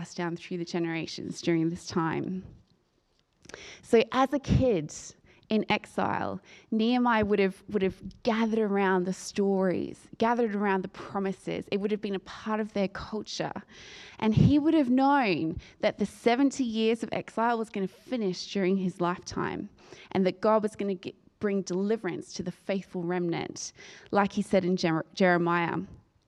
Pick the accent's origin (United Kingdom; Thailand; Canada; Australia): Australia; moved away as an adult; I'm from Australia, and I've been an expat for 10 years this year